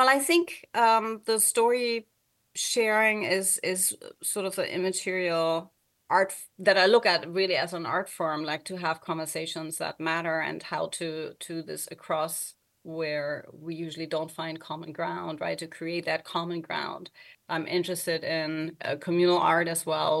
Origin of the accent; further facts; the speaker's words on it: Germany; English is a second language; moved away; I also don't live in Germany, where I was born and grew up